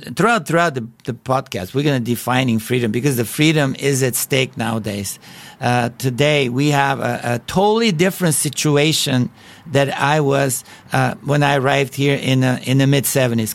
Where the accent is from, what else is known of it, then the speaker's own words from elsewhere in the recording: Bulgaria; English is a second language; moved away; as you can tell by my accent, I was not born in a free country. I was born in Bulgaria and that was communist country